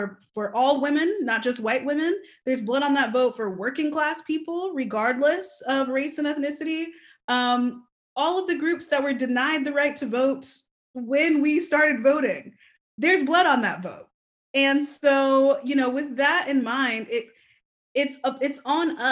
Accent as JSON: {"language": "English", "town": "Alpharetta", "region": "Georgia", "country": "United States", "tie": "born or raised there", "said": "the area I grew up in, Alpharetta"}